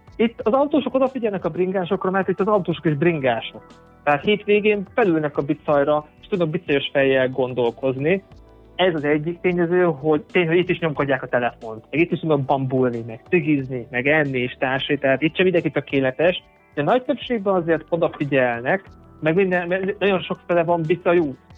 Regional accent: Mezőkövesd, Borsod-Abaúj-Zemplén, Hungary; moved away as an adult; also born or lived in Nyíregyháza / Eger; now in Vienna, Austria; Én amúgy mezőkövesden születtem, oda is költöztem vissza a főiskola után.

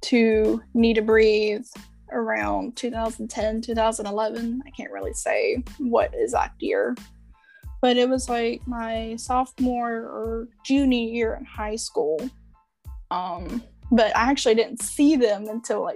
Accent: North Carolina, United States; I am from North Carolina

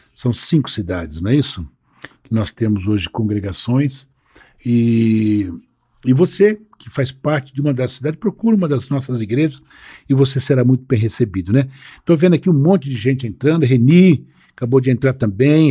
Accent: São Paulo, Brazil; eu nasci no bairro da Liberdade, em São Paulo

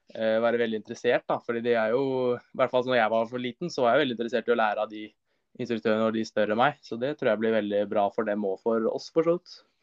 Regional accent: Son, Akershus, Norway; also born or lived in Larkollen; jeg kommer jo fra Son

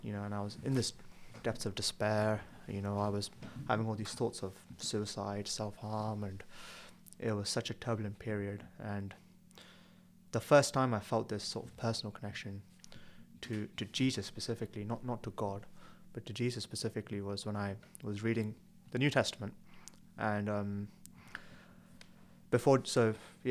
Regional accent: Tamil Nadu, India; also born or lived in Birmingham; now in Newcastle, United Kingdom; I'm from Southern India, from Tamil Nadu, and lived in Birmingham and studied medicine at Newcastle

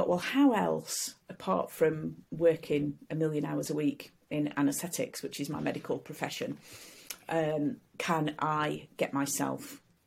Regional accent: Sheffield, Yorkshire and the Humber, United Kingdom; I came to Sheffield, my hometown, to do my degree

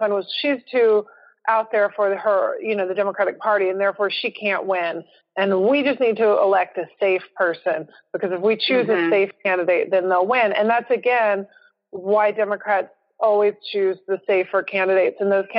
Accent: Houston, Texas, United States; Like my family has been here since the 1900s. You know, no one is more from a place than I am from Houston, Texas.

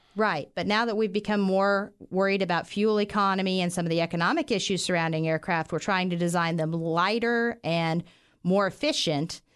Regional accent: Western Kansas, United States; moved away as an adult; now in Wichita, United States; I grew up in Western Kansas. I was a small, uh, farm town girl

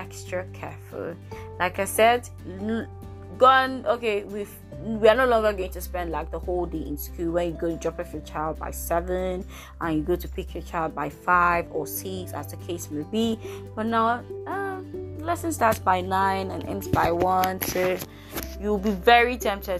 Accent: Nigeria; I am from Nigeria

